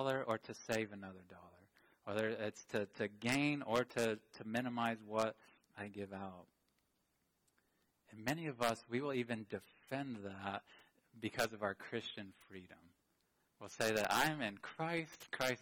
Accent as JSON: {"language": "English", "country": "United States", "said": "I love being an American"}